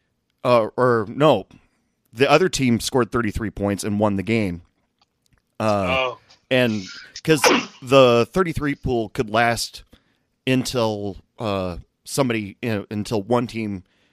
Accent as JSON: {"language": "English", "region": "Texas", "country": "United States", "said": "I'm from the Texas area"}